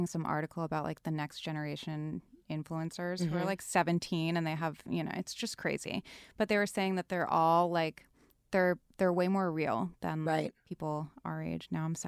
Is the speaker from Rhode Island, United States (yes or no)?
yes; Rhode Island, United States; And, like, I'm from Rhode Island, so as soon as I go back home, I'm like, oh my God, like that is not real life at all.